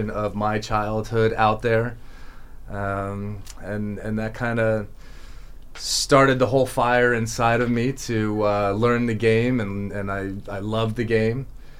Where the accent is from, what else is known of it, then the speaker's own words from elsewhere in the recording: Palm Beach County, Florida, United States; born and raised in Palm Beach County